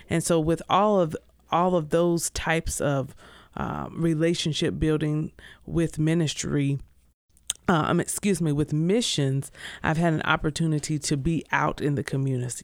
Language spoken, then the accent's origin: English; Greenville, South Carolina, United States; I am originally from Greenville, South Carolina. Grew up there